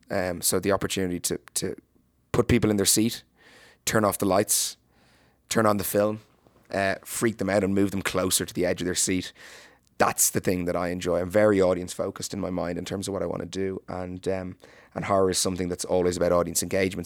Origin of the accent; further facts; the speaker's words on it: Ireland; as an Irish person